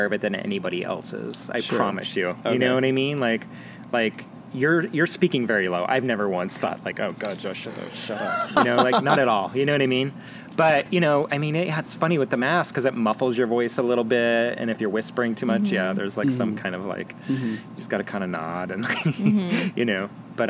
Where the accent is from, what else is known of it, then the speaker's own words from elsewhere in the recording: Las Vegas, Nevada, United States; moved away as an adult; also born or lived in Portland / Boulder; now in Tucson, United States; I grew up in Vegas